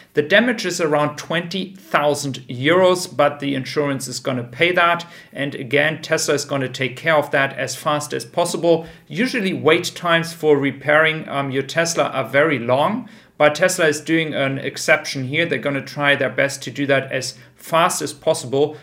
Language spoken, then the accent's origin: English; Frankfurt, Hesse, Germany; my hometown, Frankfurt